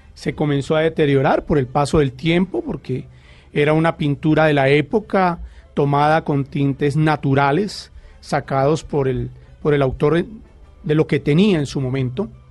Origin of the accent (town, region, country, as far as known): Colombia